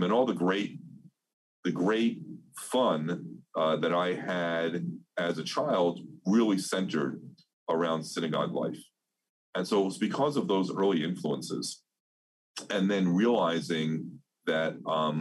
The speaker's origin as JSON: {"language": "English", "town": "Lynbrook", "region": "New York", "country": "United States", "tie": "born or raised there", "also_born_or_lived": "Brooklyn, New York", "moved": "yes", "lives_now": "Pittsburgh, United States", "said": "we moved from Brooklyn to Long Island, New York, only about 45 minutes away, but a world of difference. And as I was growing up at Temple Emmanuel of Lynbrook"}